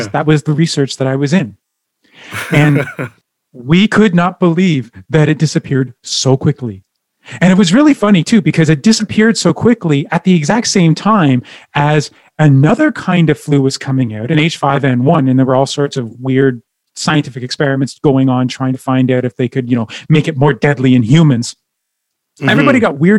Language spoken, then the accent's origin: English; Ottawa, Ontario, Canada; now in Edmonton, Canada; My hometown is Ottawa